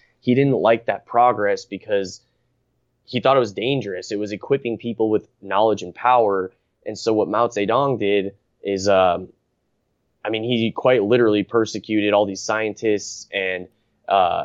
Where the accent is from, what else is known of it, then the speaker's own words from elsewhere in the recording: United States; growing up in America